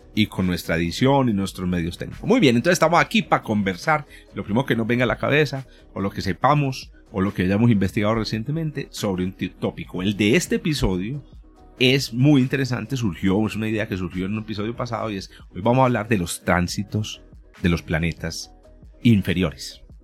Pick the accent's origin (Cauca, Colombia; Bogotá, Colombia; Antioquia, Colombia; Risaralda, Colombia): Antioquia, Colombia; Paisa; also born or lived in Medellín, Colombia; somos paisas, o de Antioquia